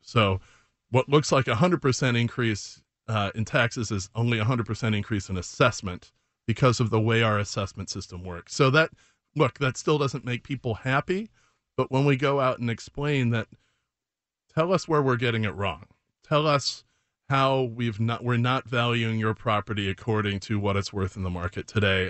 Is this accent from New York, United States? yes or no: no; Chicago, Illinois, United States; also born or lived in Oak Park; I grew up in Chicago